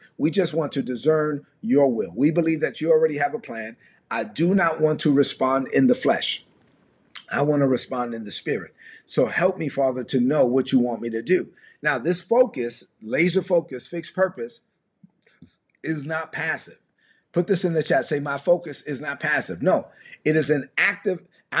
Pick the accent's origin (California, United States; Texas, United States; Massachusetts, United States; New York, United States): New York, United States; New York City; Dominican kid from Brooklyn